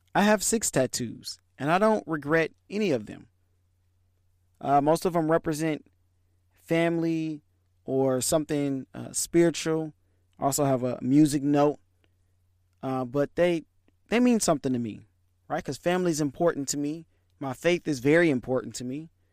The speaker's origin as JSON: {"language": "English", "town": "Detroit", "region": "Michigan", "country": "United States", "tie": "born or raised there", "said": "I was born in Michigan, raised in Detroit"}